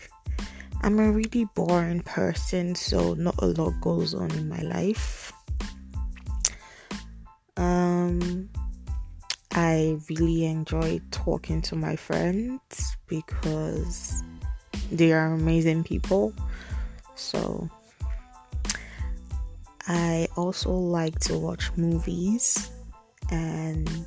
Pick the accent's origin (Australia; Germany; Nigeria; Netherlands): Nigeria; moved away as an adult; now in United States; I am Nigerian. I was born in Nigeria and I moved to America 2 years ago, 2016